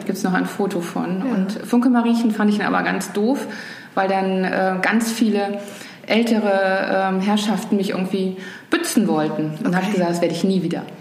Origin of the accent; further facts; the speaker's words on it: Rhineland, Germany; now in Hamburg, Germany; als Rheinländerin